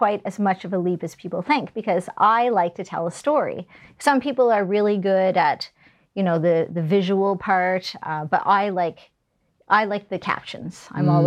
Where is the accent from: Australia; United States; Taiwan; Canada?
Canada; New Brunswick; also born or lived in Calgary; now in Halifax, Canada; I'm from New Brunswick.